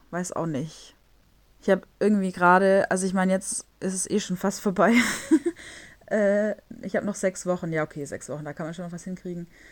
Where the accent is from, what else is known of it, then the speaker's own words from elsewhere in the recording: Germany; moved away as an adult; also born or lived in Stuttgart; now in Warsaw, Poland; bei uns in Deutschland